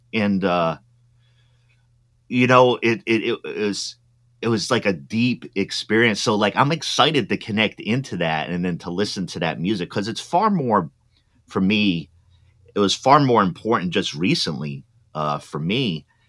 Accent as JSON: {"language": "English", "region": "East Coast", "country": "United States", "tie": "born or raised there", "also_born_or_lived": "Midwest", "moved": "yes", "lives_now": "Oregon, United States", "said": "I grew up on the East Coast"}